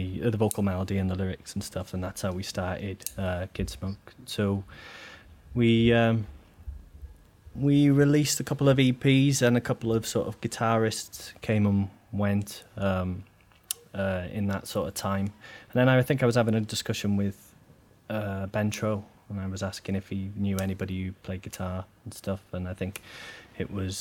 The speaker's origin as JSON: {"language": "English", "town": "Wrexham", "region": "Wales", "country": "United Kingdom", "tie": "born or raised there", "said": "my hometown"}